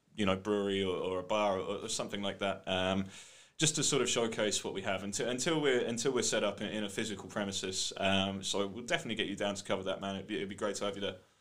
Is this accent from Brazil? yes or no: no; United Kingdom; you're bloody British